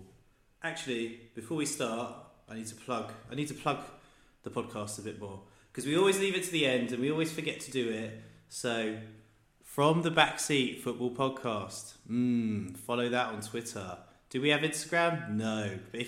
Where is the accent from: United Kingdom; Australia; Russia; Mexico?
United Kingdom; England; moved away; we're both from England